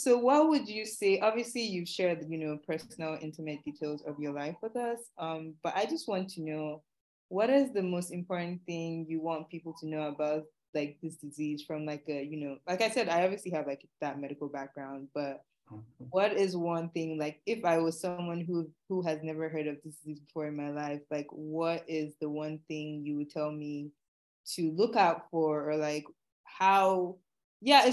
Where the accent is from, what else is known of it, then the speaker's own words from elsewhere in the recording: Nigeria; moved away; born and raised in Nigeria